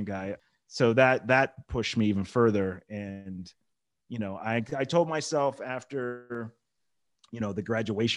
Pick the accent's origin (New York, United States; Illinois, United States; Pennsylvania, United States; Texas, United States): Pennsylvania, United States; Mountaintop; also born or lived in Pittsburgh, Pennsylvania; now in Charlotte, United States; Pennsylvania. So I was born in Pittsburgh, but I was pretty young. We moved up to Northeast PA, the Wilkes-Barre-Scranton area, which I don't know if you know that. It's pretty small. Yeah. The town's called Mountaintop.